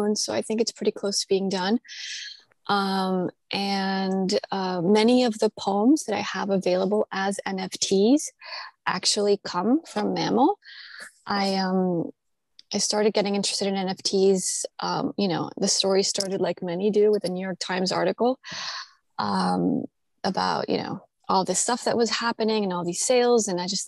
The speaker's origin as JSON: {"language": "English", "country": "Colombia", "tie": "born or raised there", "also_born_or_lived": "United States", "moved": "yes", "said": "I grew up in Colombia, but we left sort of in my youth because of problems, obviously, in the country"}